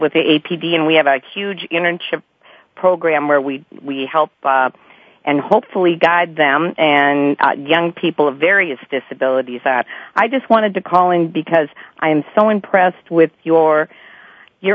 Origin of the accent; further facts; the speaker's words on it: Wisconsin, United States; moved away; I was back in my home state of Wisconsin